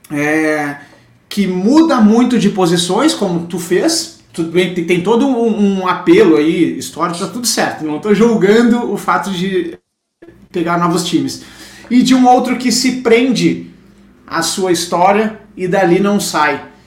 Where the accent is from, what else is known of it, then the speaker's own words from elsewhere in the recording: Porto Alegre, Rio Grande do Sul, Brazil; now in São Paulo, Brazil; Eu, como porto-alegrense, nascido, criado e curtido, estou em São Paulo desde 2015.